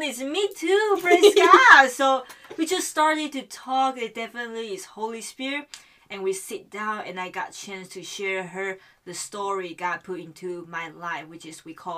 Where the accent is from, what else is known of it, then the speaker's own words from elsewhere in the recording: Taiwan; moved away as an adult; also born or lived in Murray, Kentucky, United States; now in Louisville, United States; I'm from Taiwan, and I came to United States at 2017